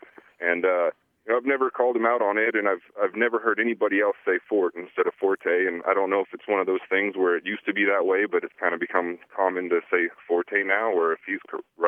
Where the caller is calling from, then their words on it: Billings, Montana, United States; I'm calling from Billings, Montana.